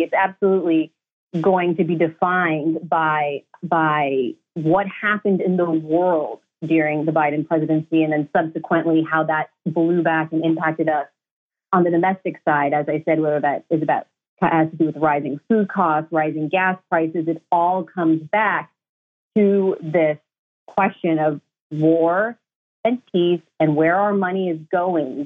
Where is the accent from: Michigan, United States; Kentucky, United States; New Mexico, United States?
Michigan, United States; I'm from Michigan